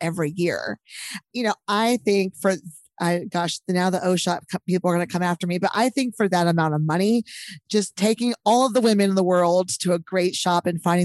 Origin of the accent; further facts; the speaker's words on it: Texas, United States; I'm from Texas